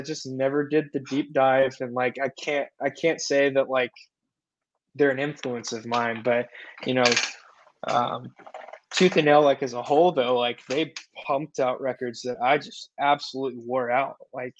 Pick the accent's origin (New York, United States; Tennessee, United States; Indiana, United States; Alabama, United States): Tennessee, United States; Nashville; growing up in the Nashville scene, in the Bible Belt, you know, I'm a preacher's kid